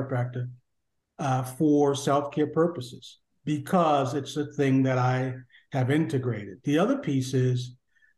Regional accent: Connecticut, United States; moved away as an adult; now in Washington, D.C., United States; I came originally from Connecticut, and then landed in this area.

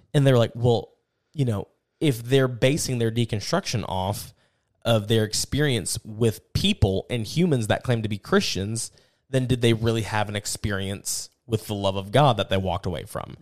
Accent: United States; as an American

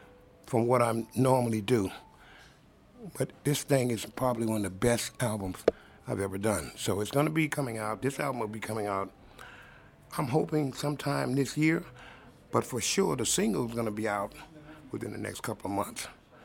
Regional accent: Mississippi, United States; just did a new album of … that's kind of autobiographical of my life. It's about growing up in Mississippi

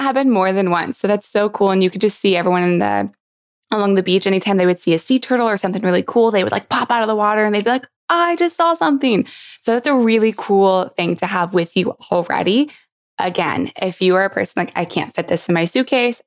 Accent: Miami, Florida, United States; I'm from Miami

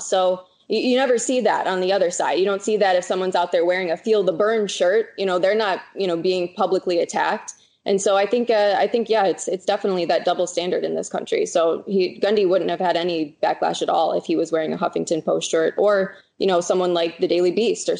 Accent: Michigan, United States; moved away as an adult; now in San Diego, United States; So I'm originally from Michigan, packed up, moved all the way out to San Diego

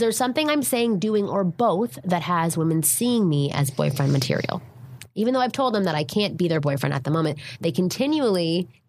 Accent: Toronto, Ontario, Canada; I'm from Toronto, which is where I'm from, Ontario, Canada.

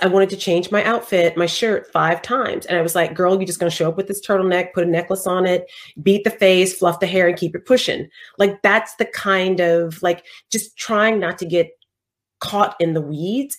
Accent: the South, United States; we're both from the South

